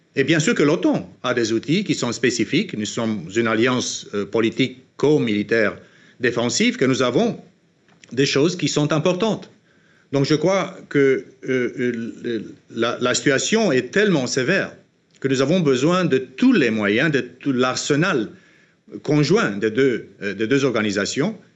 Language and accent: French; Romania; en Roumanie, dans mon pays d'origine